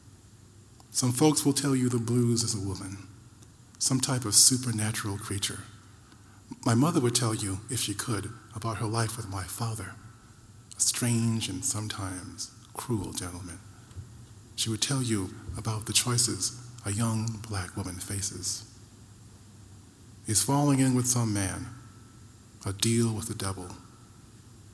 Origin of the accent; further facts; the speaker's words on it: Rochester, New York, United States; growing up in Rochester, New York